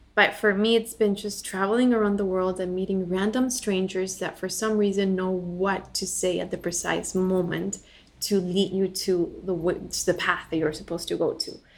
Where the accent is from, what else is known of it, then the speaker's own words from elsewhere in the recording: Bolivia; moved away as an adult; now in United States; I was born and raised in Bolivia. I lived there until I was 18, and then moved to the U.S. for college.